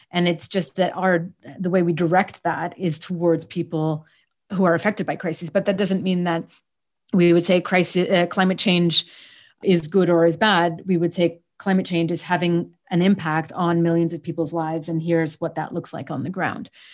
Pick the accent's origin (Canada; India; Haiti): Canada; moved away; I'm Canadian, actually, raised to Egyptian parents. So I was living in Canada.